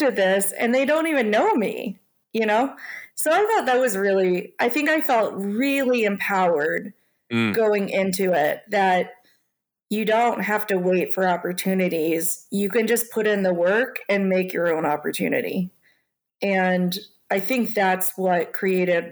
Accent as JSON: {"language": "English", "town": "Louisville", "region": "Kentucky", "country": "United States", "tie": "born or raised there", "also_born_or_lived": "South Korea", "said": "I grew up in Louisville, Kentucky, and in a very white middle-class family and neighborhood"}